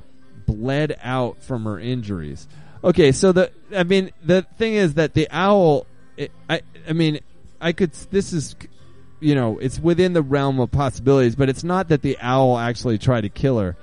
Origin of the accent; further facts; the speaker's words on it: Maine, United States; now in Portland, United States; I grew up in Maine